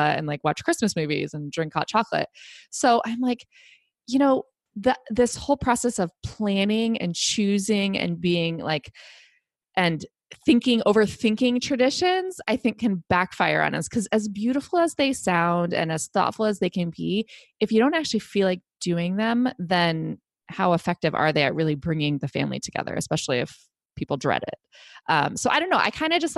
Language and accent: English; Ohio, United States; also born or lived in Texas; now in New England, United States; I had the same tradition growing up in Ohio.